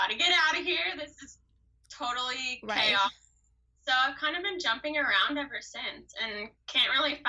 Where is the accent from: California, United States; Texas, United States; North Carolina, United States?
California, United States; Orange County; I am from Orange County.